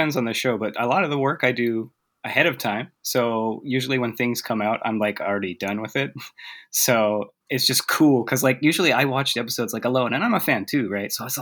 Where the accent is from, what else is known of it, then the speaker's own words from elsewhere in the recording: Utah, United States; moved away as an adult; also born or lived in Japan; now in Texas, United States; I'm originally from Utah, so mostly only English there